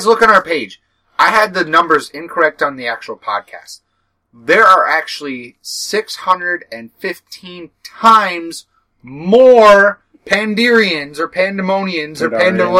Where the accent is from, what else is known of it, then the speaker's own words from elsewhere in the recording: Minnesota, United States; also born or lived in Ohio; I was born in Ohio, and then I moved to Minnesota before I was like a year and a half.